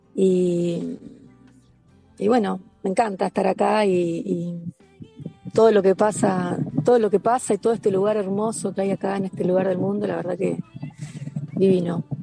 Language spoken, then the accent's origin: Spanish; Concordia, Entre Ríos, Argentina; moved away as an adult; also born or lived in Buenos Aires, Argentina; now in Bello Horizonte, Uruguay; yo soy entrerriana de Concordia, pero a los 19 me fui a Buenos Aires a estudiar y estuve 12 años allá.